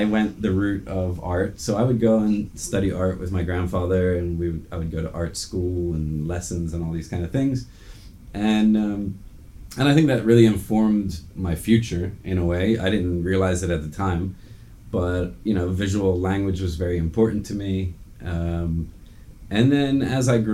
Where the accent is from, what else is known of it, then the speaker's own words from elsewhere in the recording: New Jersey, United States; moved away; also born or lived in Qatar; I was born and raised in New Jersey, which is just about 2 hours south of New York